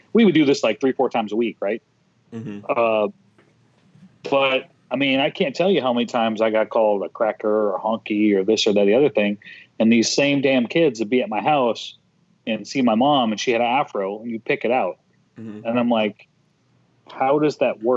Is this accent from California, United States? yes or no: no; Minneapolis, Minnesota, United States; grew up in South Minneapolis. For 33 years of my 40 years, I spent in the neighborhood